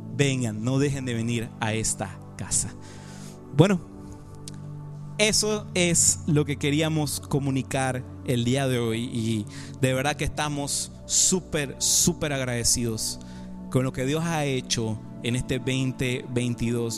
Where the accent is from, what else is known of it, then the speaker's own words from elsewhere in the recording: Panama; Yo soy panameño y también soy español.